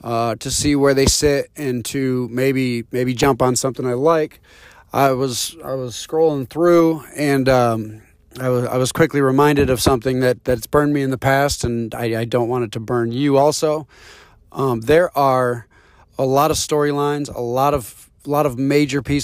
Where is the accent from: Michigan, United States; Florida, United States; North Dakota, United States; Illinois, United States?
Michigan, United States; Detroit; my hometown team, the Lions